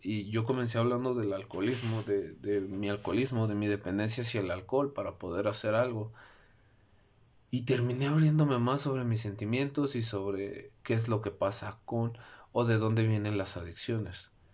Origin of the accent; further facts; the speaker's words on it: Mexico; mi país, México